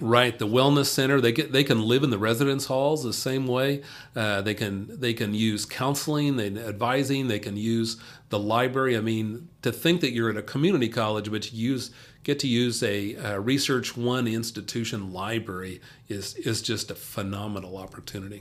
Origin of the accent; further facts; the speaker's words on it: Kansas City, Kansas, United States; also born or lived in Paola, Kansas / Dodge City, Kansas; So I grew up, uh, around Kansas City. I, I was actually born south of there in, uh, Paola, Kansas, but I grew up around Kansas City